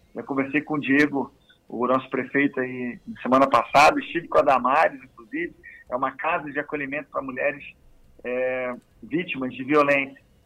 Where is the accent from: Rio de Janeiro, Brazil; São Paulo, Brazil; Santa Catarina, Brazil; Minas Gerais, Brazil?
Rio de Janeiro, Brazil; accent: meio carioca; moved away as an adult; also born or lived in Salvador, Bahia; now in Goiás, Brazil; Então eu fui criado no Rio de Janeiro, infância, adolescência, início da idade adulta, foi tudo ali no Rio